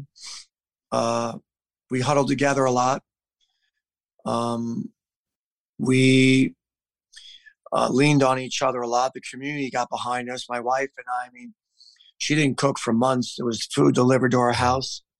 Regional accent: New York, United States; moved away as an adult; now in Columbus, United States; I'm from New York

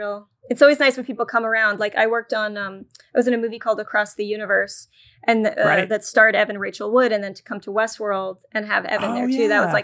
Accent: New York City, New York, United States; I just need to get a job in New York. I'm a New Yorker. I'm going to stay in New York.

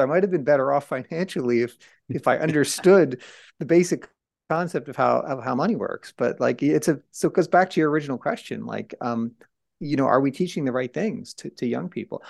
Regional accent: Trenton, New Jersey, United States; where I grew up in Trenton, New Jersey

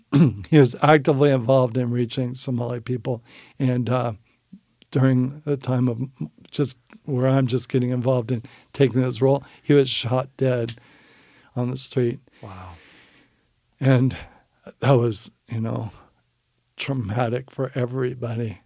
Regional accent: San Francisco, California, United States; I grew up in San Francisco

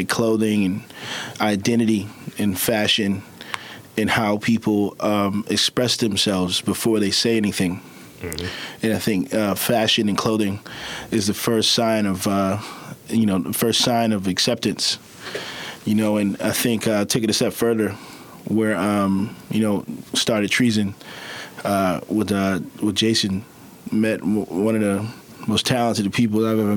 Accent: Baltimore, Maryland, United States; also born or lived in Savannah, Georgia; Born and raised in West Baltimore, like from the mud, came a long way. Left, went to school in Savannah, Georgia

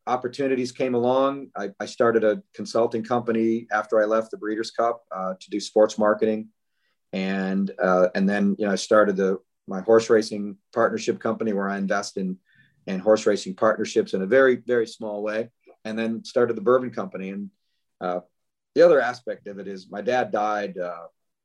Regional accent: Northern Michigan, United States; moved away as an adult; now in Kentucky, United States; I was born and raised in Northern Michigan

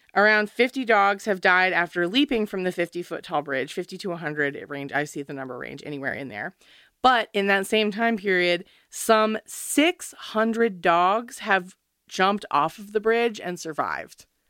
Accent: United States; I'm American

